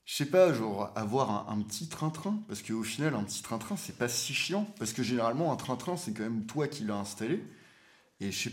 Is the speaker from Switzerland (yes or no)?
no; Réunion, France; also born or lived in Martinique / Brussels; moi, j'ai grandi à La Réunion, j'ai vécu à Martinique j'ai vécu à